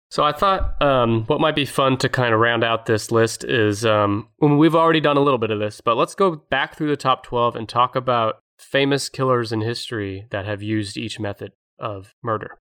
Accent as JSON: {"language": "English", "country": "United States", "said": "as an American"}